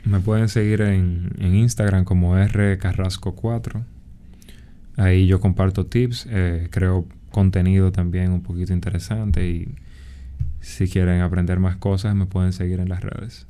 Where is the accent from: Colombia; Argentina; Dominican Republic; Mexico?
Dominican Republic; en un país como República Dominicana, que somos un país en vía de desarrollo